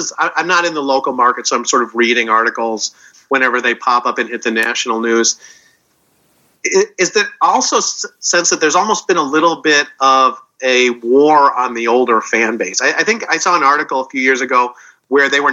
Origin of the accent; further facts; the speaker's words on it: Chicago, Illinois, United States; moved away; I grew up in Chicago